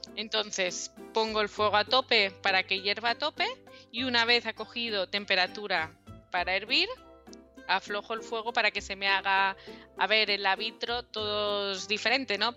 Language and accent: Spanish; Mallorca, Balearic Islands, Spain; yo soy de Mallorca